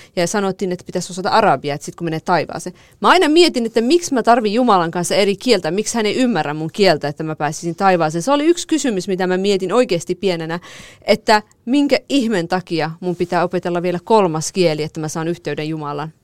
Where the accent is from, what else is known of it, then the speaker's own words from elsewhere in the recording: Marivan, Kurdistan, Iran; moved away; mun kotikaupungissa oli nyt eh, Merivanissa